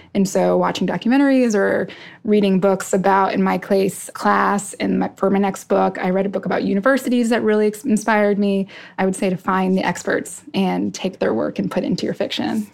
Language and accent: English; Tucson, Arizona, United States; also born or lived in New York City / Arkansas / Iowa; now in Philadelphia, United States; I grew up in Tucson, Arizona, which is a great place